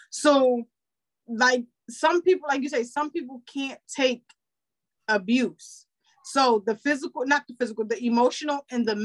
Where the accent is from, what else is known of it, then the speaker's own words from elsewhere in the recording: Philadelphia, Pennsylvania, United States; I'm, I'm from, from, Philadelphia.